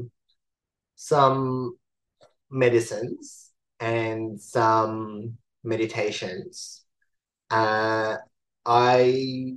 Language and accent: English; Iran; moved away; I was born in Iran.